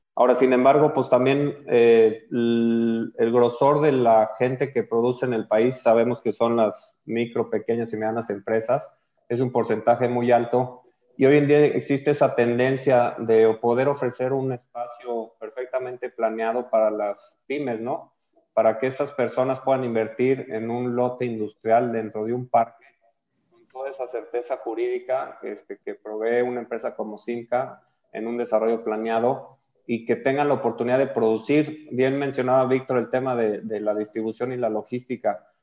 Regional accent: Mexico; como mexicanos

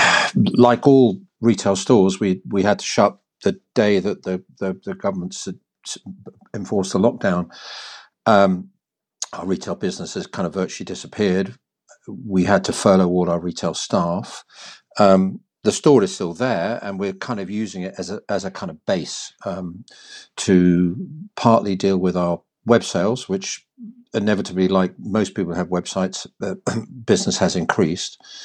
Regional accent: London, United Kingdom; now in Hampshire, United Kingdom; As a baby, I was brought up in Cricklewood and then moved to Mill Hill, as one did if you became, got a bit of money

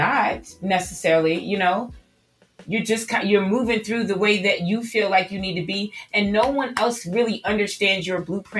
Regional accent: New York City, New York, United States; now in Atlanta, United States; I was born and raised in New York City in Queens, Southside Jamaica.

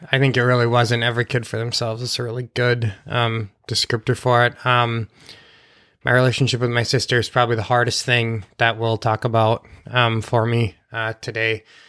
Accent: Sauk Rapids, Minnesota, United States; also born or lived in St. Cloud, Minnesota; I was born in the Saint Cloud Hospital.

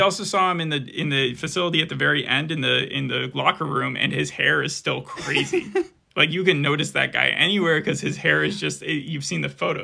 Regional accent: Arizona, United States; We're from Arizona

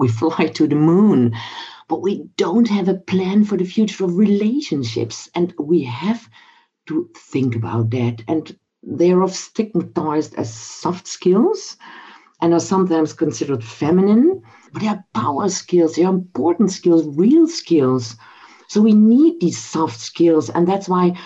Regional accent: Netherlands; as we are both from the Netherlands

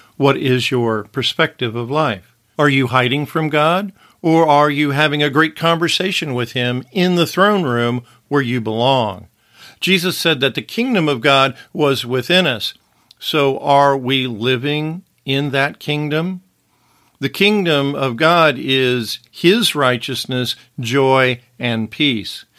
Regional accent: Wichita, Kansas, United States; now in Los Angeles, United States; I may have been born in Wichita, Kansas, and may have an address in Los Angeles, California

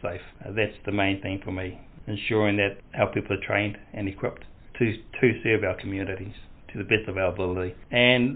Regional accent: Putaruru, South Waikato, New Zealand; moved away; also born or lived in Whangarei; I was brought up in Potaru, South Waikato

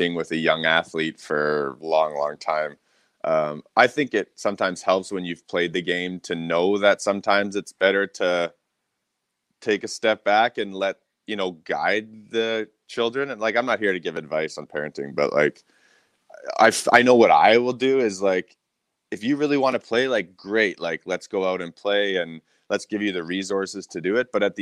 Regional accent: Revelstoke, British Columbia, Canada; growing up in Revelstoke, my parents were like a huge part of it, you know, that was the beauty of growing up in a small town.

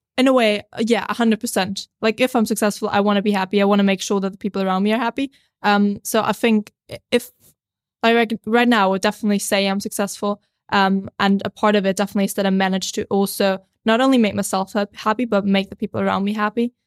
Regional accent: Austria; moved away; I'm a filmmaker from Austria originally, but I've been traveling the world

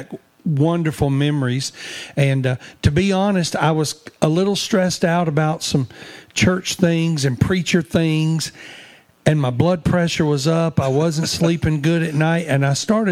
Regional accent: North Mississippi, United States; also born or lived in Myrtle, Mississippi; now in Florida, United States; I grew up in North Mississippi

